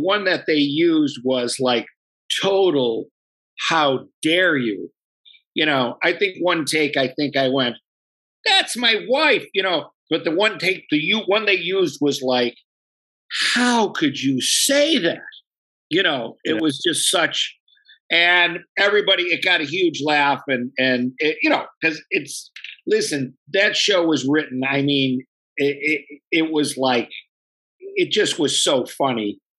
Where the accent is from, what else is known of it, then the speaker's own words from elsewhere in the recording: Buffalo, New York, United States; But if you really want to know my all-time favorite, I'm from the South Side, and there's chicken wings from a joint called Smitty's. That's what I was raised